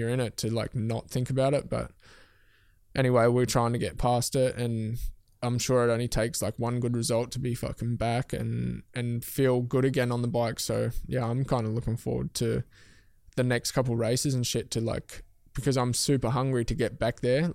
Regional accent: Tasmania, Australia; moved away as an adult; I moved my whole life from Tasmania. Like, I moved away from mum and dad.

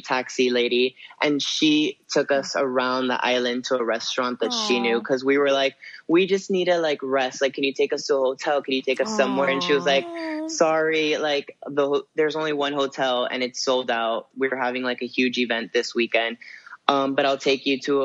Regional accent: Miami, Florida, United States; now in Los Angeles, United States; I'm from Miami

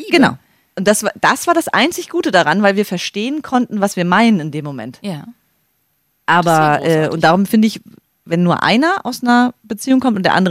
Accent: Greifswald, Mecklenburg-Vorpommern, Germany; Gerade in meiner Heimatstadt Greifswald.

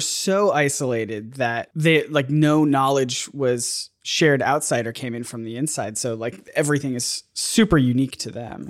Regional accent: United States; being an American where my, uh, foreign language credit in high school was computers

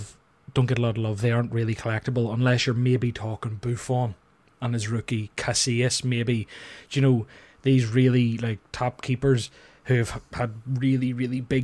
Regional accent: Ireland; I'm Irish

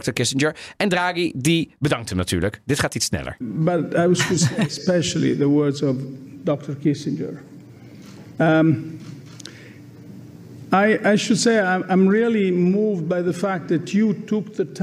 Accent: Amsterdam, North Holland, Netherlands; En nee, niet alleen maar omdat ik uit Amsterdam kom.

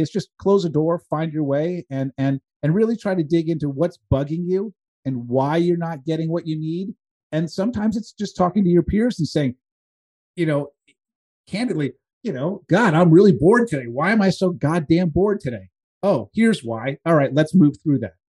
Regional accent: East Coast, United States; I grew up on the East Coast

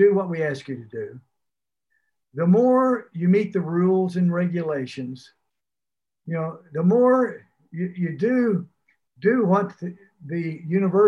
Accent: Port Arthur, Texas, United States; moved away as an adult; also born or lived in Fayetteville, Arkansas / Stillwater, Oklahoma / Ames, Iowa / Pittsburgh; now in Florida Keys, United States; growing up in Port Arthur, I was right there on the Gulf Coast.

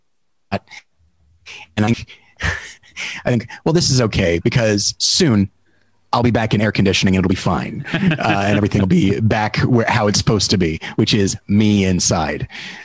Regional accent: Taft, California, United States; I'm in my hometown of Taft, California. It's hot in California in general right now, but this is the middle of the desert.

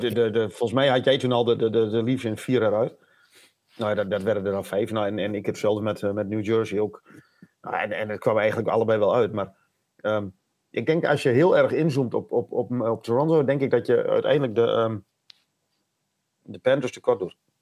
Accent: Netherlands; als echte Nederlanders

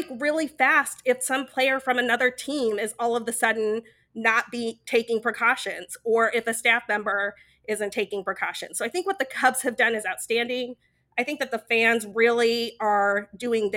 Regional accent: rural Utah, United States; I grew up in Utah. I grew up in rural Utah in a little coal mining town that has less than 10,000 people in it.

